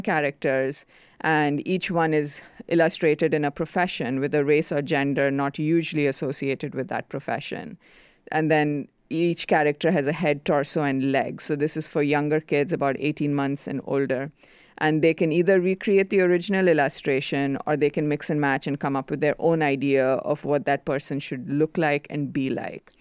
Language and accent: English; India; first language Konkani; English is a second language; moved away; I grew up in India, which is a much more conservative society